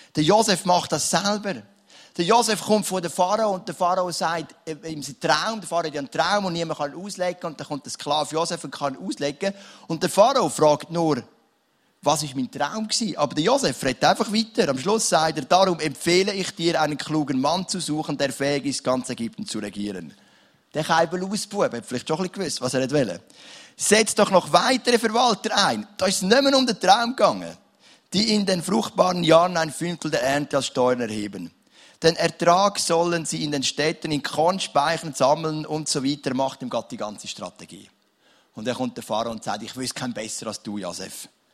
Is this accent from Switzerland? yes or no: yes; Switzerland; ich bin so froh, lebe ich in der Schweiz